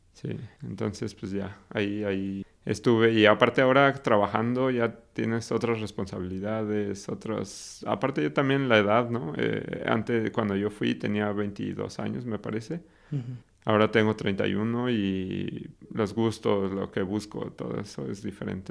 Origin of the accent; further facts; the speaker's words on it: Mexico City, Mexico; moved away as an adult; also born or lived in Querétaro / Guadalajara / Sweden; soy de la Ciudad de México